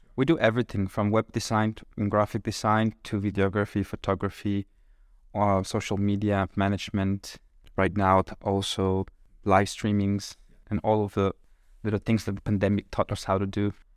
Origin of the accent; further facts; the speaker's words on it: Monterrey, Nuevo León, Mexico; English is a second language; moved away as an adult; now in Kraków, Poland; I'm originally from Mexico